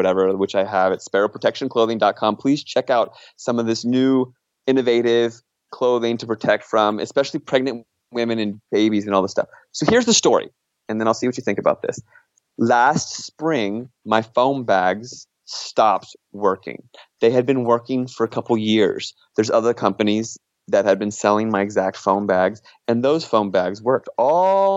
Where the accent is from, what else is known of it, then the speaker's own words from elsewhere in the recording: Virginia, United States; moved away; back home where I grew up in Virginia